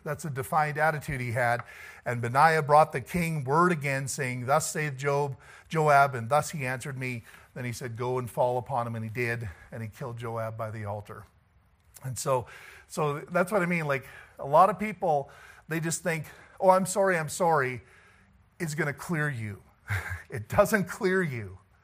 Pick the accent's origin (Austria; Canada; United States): Canada